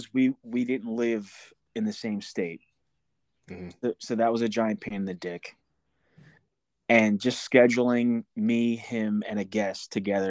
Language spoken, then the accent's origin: English; New Jersey, United States; No, not right now. I was born and raised in South Jersey, like right outside of Camden.